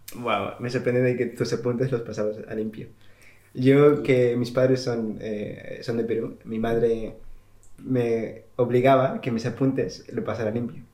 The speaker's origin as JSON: {"language": "Spanish", "country": "Spain", "moved": "yes", "lives_now": "England, United Kingdom", "said": "yo que vengo de España"}